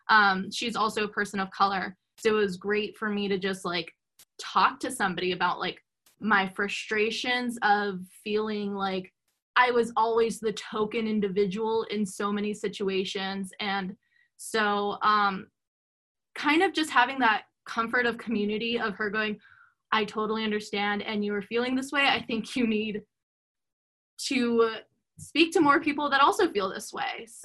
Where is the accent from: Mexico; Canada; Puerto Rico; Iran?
Mexico; like being growing up Mexican, you don't know.